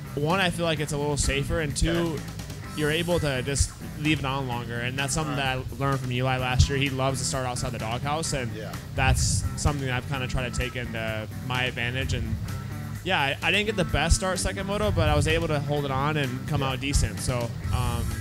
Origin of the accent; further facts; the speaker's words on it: Midwest, United States; growing up in the Midwest